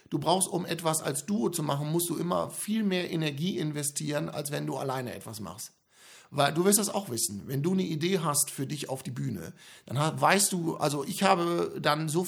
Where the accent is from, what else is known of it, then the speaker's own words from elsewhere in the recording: Germany; Ja, ne, ich bin ja mit Comedy in Deutschland aufgewachsen.